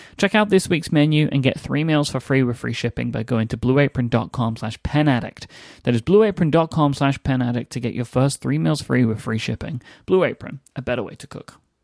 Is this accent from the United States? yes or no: no; United Kingdom